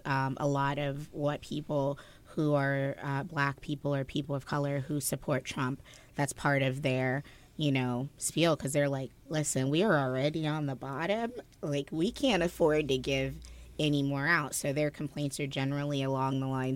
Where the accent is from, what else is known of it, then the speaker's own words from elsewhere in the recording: New Jersey, United States; New Jersey